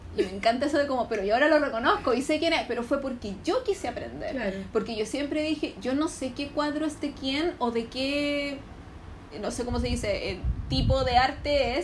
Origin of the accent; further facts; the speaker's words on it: Santiago, Santiago Metropolitan Region, Chile; Yo soy de Conchalís. entonces yo siempre, a mí siempre mis compañeros en el colegio, en el liceo, uno, yo en el uno ando en el colegio de mi comuna